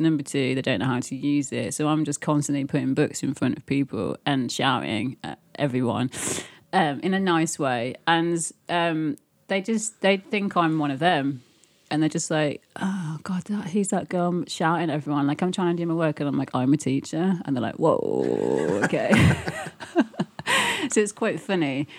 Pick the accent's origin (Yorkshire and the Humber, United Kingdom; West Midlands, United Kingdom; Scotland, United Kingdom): West Midlands, United Kingdom; Birmingham; moved away; also born or lived in Leeds / London; I grew up in Birmingham, unfortunately, and then I moved to Yorkshire, and then I moved to London